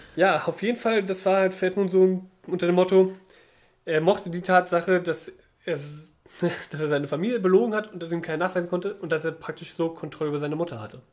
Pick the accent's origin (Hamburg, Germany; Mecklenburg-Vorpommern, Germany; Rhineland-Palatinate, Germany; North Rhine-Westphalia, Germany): Mecklenburg-Vorpommern, Germany; now in Berlin, Germany; bei uns in Mecklenburg-Vorpommern war das anders. Da geht die Grundschule nicht bis zur sechsten Klasse, sondern nur wie es sein soll bis zur vierten